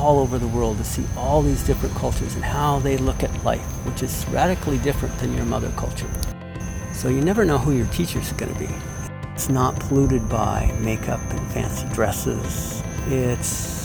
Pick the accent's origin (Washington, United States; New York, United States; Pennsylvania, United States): Washington, United States; Seattle; This is growing up in Seattle